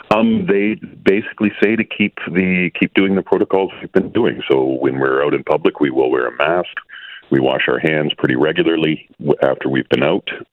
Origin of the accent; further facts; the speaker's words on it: Calgary, Alberta, Canada; I am actually from Calgary